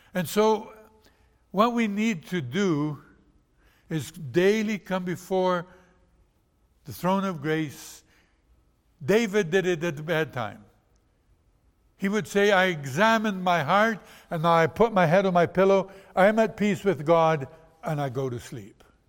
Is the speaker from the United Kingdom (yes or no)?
no; Brazil; moved away; I was born in Brazil.